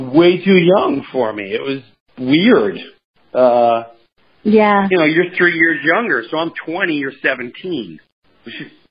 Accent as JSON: {"language": "English", "area": "Long Island", "region": "New York", "country": "United States", "tie": "born or raised there", "said": "I grew up in Long"}